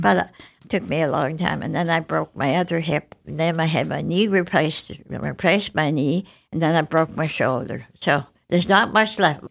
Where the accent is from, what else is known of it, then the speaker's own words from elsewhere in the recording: Halifax, Nova Scotia, Canada; also born or lived in Worcester, Massachusetts, United States / Montreal, Canada; I grew up in Halifax